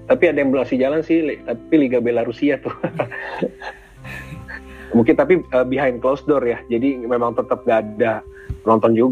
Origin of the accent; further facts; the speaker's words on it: Tangerang, Banten, Indonesia; also born or lived in Jakarta; sebenarnya bukan orang asli Jakarta juga sih gue aslinya Tangerang sebenarnya cuma lahir di Jakarta